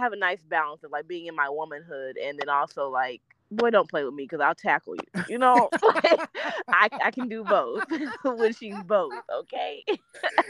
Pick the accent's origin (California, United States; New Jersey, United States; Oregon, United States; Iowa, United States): Iowa, United States; Des Moines; Des Moines, Iowa